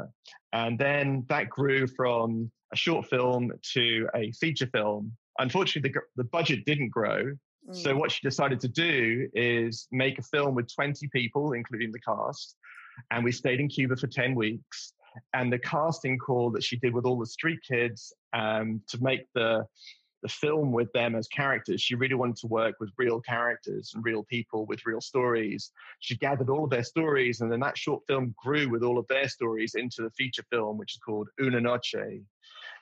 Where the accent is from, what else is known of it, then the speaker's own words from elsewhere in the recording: England, United Kingdom; as a an English person